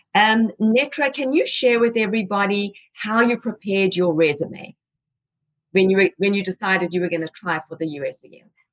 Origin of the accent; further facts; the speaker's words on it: South Africa; moved away as an adult; now in United States; Estelle and I are both from South Africa